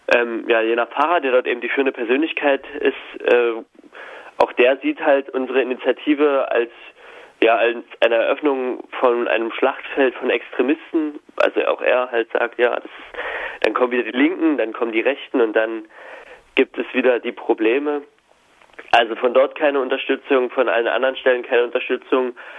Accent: Hoyerswerda, Saxony, Germany; moved away; wir sind allerdings äh, alle dort aufgewachsen in der Stadt

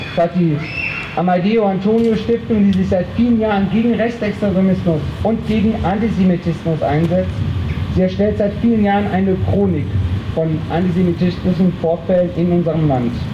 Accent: Freiburg im Breisgau, Baden-Württemberg, Germany; als Freiburger

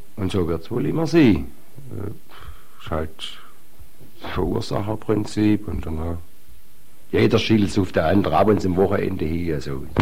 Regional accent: Eichstetten, Baden-Württemberg, Germany; bei uns in Eichstätt

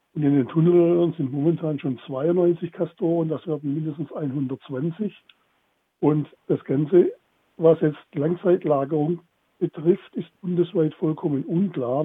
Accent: Baden-Württemberg, Germany; bei uns in Baden-Württemberg

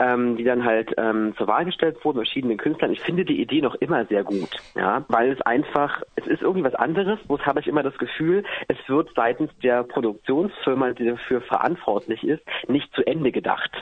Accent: Cottbus, Brandenburg, Germany; moved away; also born or lived in Halle; hier in Halle und in meiner Heimat in Cottbus im äh, südlichen Brandenburg

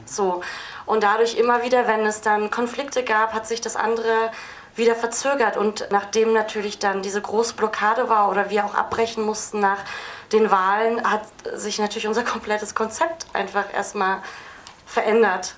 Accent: Berlin, Germany; ich bin Berlinerin

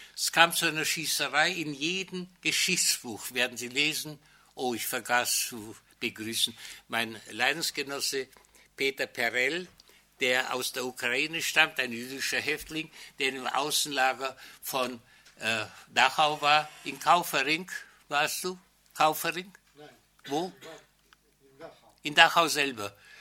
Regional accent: Nový Jičín, Moravian-Silesian Region, Czechia; moved away as an adult; Meine Heimatstadt Neutitschein

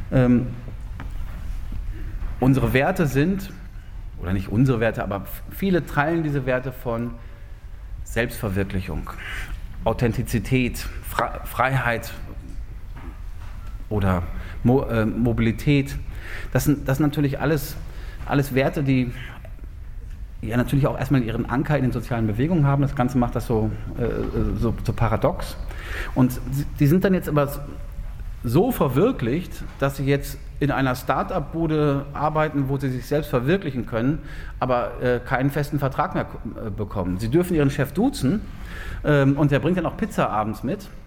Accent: North Rhine-Westphalia, Germany; Ich weiß, ich meine, Sie wohnen jetzt hier alle im schönen äh, Freiburg. Ähm, ich komme aus dem, aus dem Ruhrgebiet.

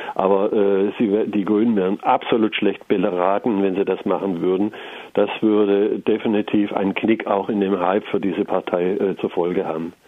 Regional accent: Germany; bei uns in Deutschland

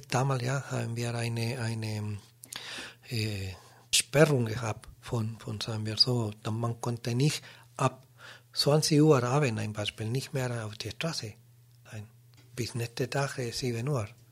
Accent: Chile; German is a second language; moved away as an adult; now in Germany; damals bei uns in Chile

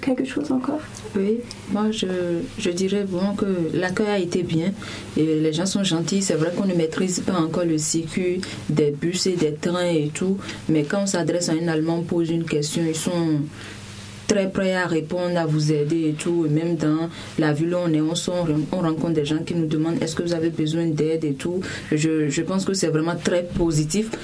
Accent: Natitingou, Atakora, Benin; nous venons du Bénin, de Nanto FM, précisément de la région de Natitengu

